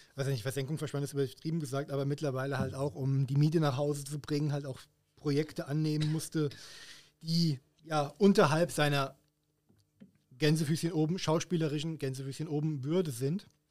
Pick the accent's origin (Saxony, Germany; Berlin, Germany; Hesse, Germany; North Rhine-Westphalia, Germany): Hesse, Germany; wie man auf, auf Hessisch sagt, wo ich herkomme